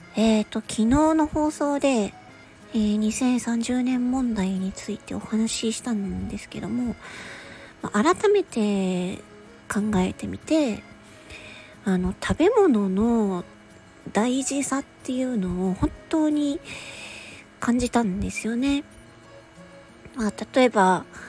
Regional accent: Japan; 日本に生まれて

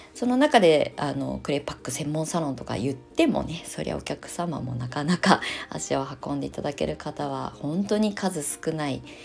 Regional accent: Kasama, Ibaraki, Japan; born or raised there; also born or lived in Shonan, Kanagawa

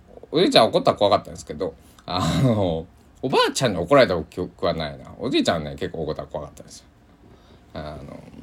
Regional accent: Kochi, Japan; moved away; 僕でさえね高知生まれだから

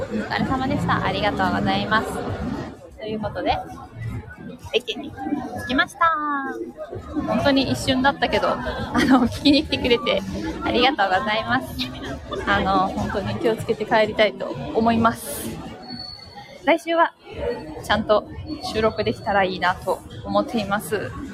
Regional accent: Takayama, Gifu, Japan; moved away; 私の地元の高山

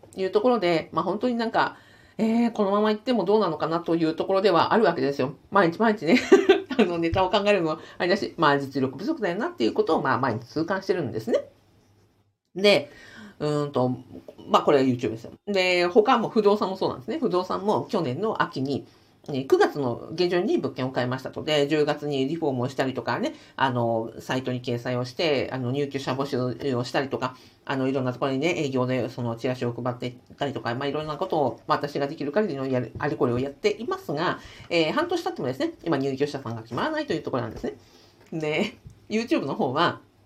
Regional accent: Sapporo, Hokkaido, Japan; 私札幌ですからね

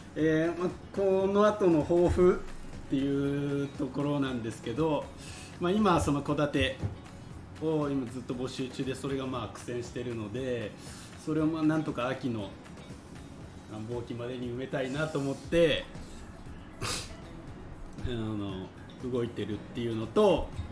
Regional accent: Yamaguchi, Japan; 地元の山口

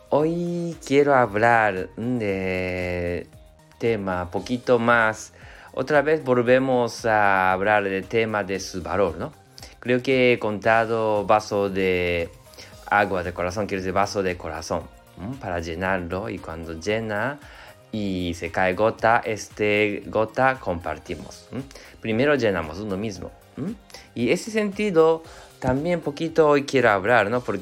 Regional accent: Japan; Spanish is a second language; yo soy japonés, entonces, y somos un eh, poquito adictos de trabajo

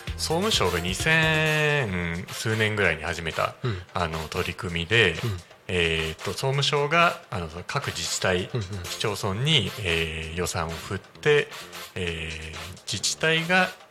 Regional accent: Shinjuku, Tokyo, Japan; moved away as an adult; now in Sosa, Japan; 東京の新宿出身で昨年の11月2022年の11月から匝瑳市の方に移住しまして

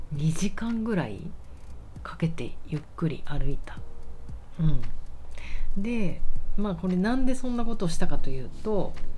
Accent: Tokyo, Japan; 私あの生まれは浅草橋なんですけど

